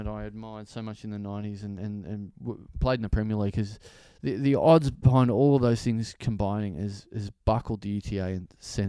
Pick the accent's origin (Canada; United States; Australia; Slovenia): Slovenia; Maribor, Drava; especially growing up in Maribor, where it's a small town and soccer's not that big.